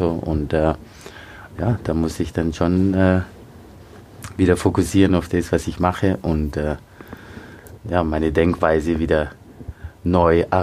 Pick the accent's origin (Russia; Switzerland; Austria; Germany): Austria; Aber als ich aufgewachsen bin in Österreich, war es schon äh, ein Thema auf jeden Fall, mit dem ich mich auseinandersetzen musste.